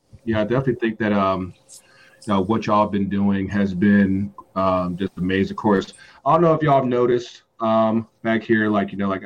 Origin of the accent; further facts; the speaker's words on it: United States; moved away; also born or lived in North Carolina / Virginia / Atlanta; growing up in North Carolina and Virginia